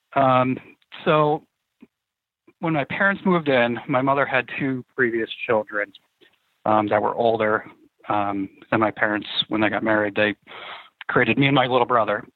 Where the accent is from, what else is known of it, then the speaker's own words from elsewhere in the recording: outside Saratoga Springs, upstate New York, United States; I grew up in upstate New York, actually, uh, right outside of Saratoga Springs